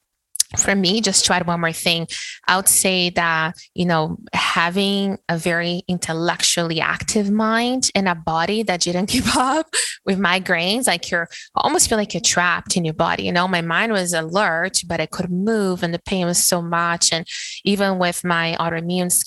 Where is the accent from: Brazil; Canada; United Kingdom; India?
Brazil; moved away as an adult; being born and raised in Brazil